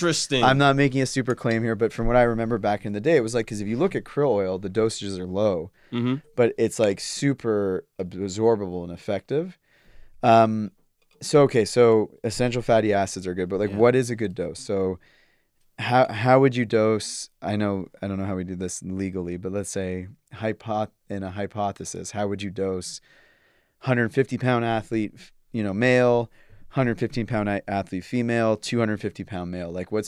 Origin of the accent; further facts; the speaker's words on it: Canada; I'm from Canada, so different healthcare system, but went to the hospital, waited hours.